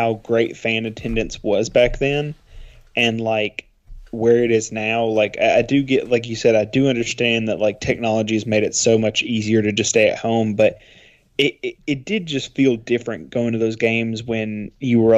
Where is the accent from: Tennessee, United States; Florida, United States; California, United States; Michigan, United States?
Tennessee, United States; I'm from Tennessee